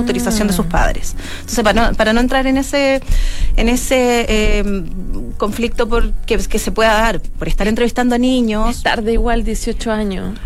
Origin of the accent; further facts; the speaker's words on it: Chile; nuestro comportamiento sexual como chilenos